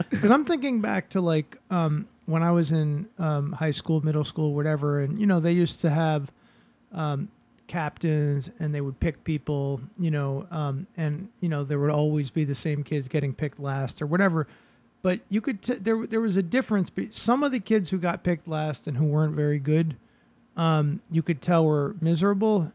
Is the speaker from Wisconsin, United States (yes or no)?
no; Boston, Massachusetts, United States; now in Brooklyn, United States; I grew up in Boston